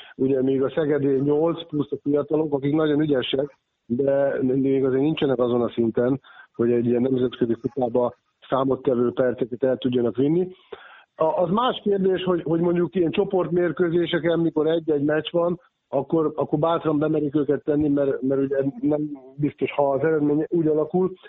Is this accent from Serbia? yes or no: no; Székesfehérvár, Fejér, Hungary; nekem nevelőegyesületem az Alba régia, ugye most jól tudja az Alba Fehérvár, hiszen ugye én fehérvári születésű vagyok